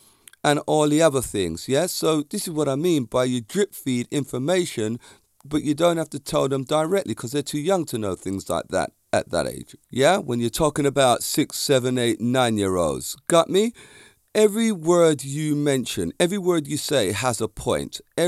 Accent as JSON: {"language": "English", "region": "London", "country": "United Kingdom", "tie": "born or raised there", "said": "I am so different to all the people that I grew up with around Stockwell, Clapham, and the Brixton area."}